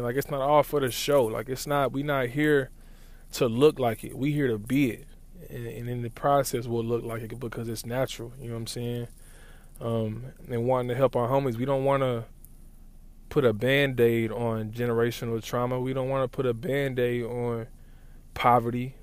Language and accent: English; Lawton, Oklahoma, United States; moved away; growing up in Lawton has given me a certain viewpoint of the world